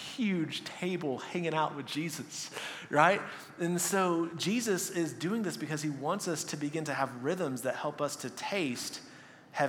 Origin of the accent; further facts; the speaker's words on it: Texas, United States; moved away; I was from Texas